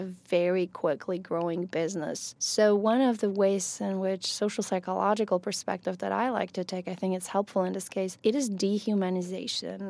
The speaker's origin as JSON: {"language": "English", "country": "Poland", "tie": "born or raised there", "also_born_or_lived": "Ecuador / Italy / California", "first_language": "Polish", "second_language": "English", "moved": "as an adult", "lives_now": "Kentucky, United States", "said": "So I'm originally from Poland. I was born and raised in Poland."}